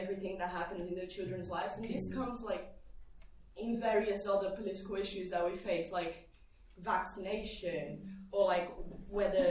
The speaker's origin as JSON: {"language": "English", "area": "Haringey", "region": "London", "country": "United Kingdom", "said": "I'm from Haringey"}